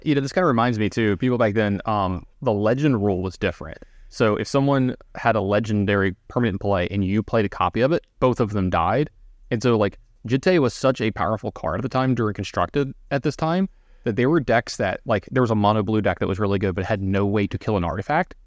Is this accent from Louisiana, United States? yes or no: yes; Baton Rouge, Louisiana, United States; I'm from Baton Louisiana